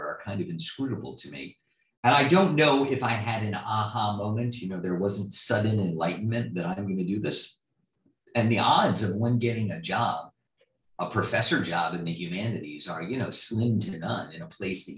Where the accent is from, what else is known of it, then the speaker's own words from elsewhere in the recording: East Coast, United States; moved away as an adult; now in Midwest, United States; I grew up in the East Coast.